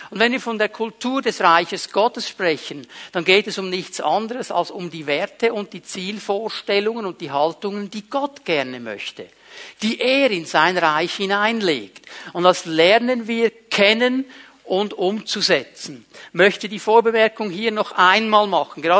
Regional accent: Switzerland; okay, die Engländer sind so, Klammer, das denken wir nur, zum Glück sind wir Schweizer nicht so, Klammer geschlossen.

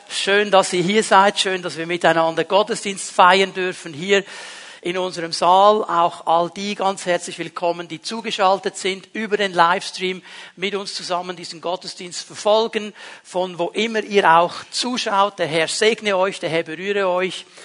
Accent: Bern, Switzerland; Also wir Berner ja nicht. Bei uns in Bern gibt es das nicht.

